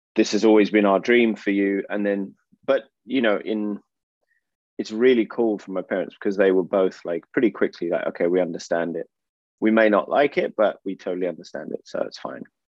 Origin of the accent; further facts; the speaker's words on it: Oxford, South East England, United Kingdom; moved away as an adult; also born or lived in Finland / France / Austria / United States; now in Portugal; I'm from England. I was born um, in Oxford, and I lived in the UK for around 18 years